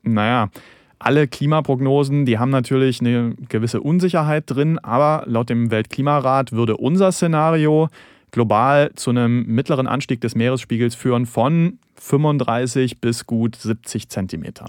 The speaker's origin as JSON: {"language": "German", "country": "Germany", "said": "wir haben in Deutschland"}